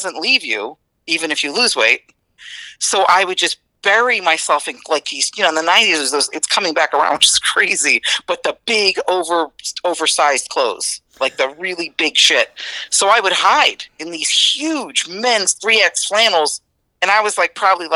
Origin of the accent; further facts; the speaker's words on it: East Newark, New Jersey, United States; I grew up in East Newark, New Jersey, and it was eat or be eaten.